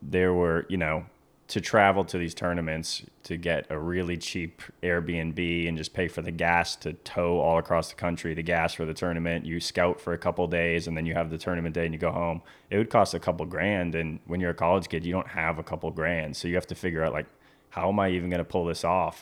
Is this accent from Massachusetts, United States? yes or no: yes; Cape Cod, Massachusetts, United States; moved away as an adult; also born or lived in Maine; now in Stuart, Florida, United States; I grew up on Cape Cod, Massachusetts